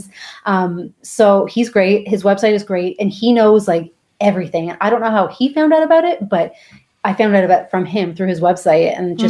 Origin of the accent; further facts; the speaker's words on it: Canada; moved away as an adult; now in Riviera Maya, Mexico; I am a Canadian travel agent who moved to the Riviera Maya, Mexico 5 years ago